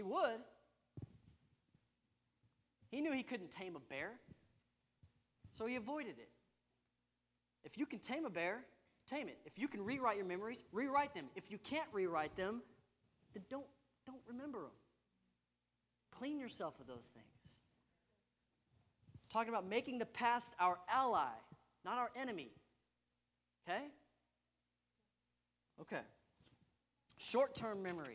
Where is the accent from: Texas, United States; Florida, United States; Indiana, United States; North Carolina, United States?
Texas, United States; I'm a Texan